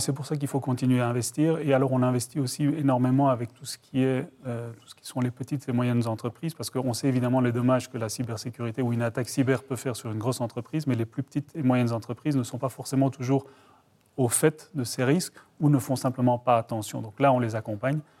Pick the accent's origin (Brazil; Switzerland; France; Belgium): Belgium; Brussels, Brussels-Capital Region; moved away; je suis originaire de Bruxelles